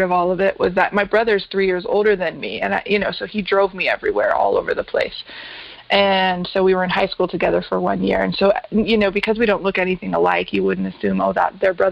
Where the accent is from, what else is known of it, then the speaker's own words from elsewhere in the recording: Colorado Springs, Colorado, United States; So I was born and raised in Colorado Springs, Colorado. So I am a Colorado native